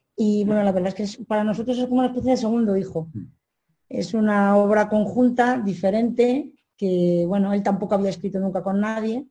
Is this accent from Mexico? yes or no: no; Madrid, Community of Madrid, Spain; soy madrileña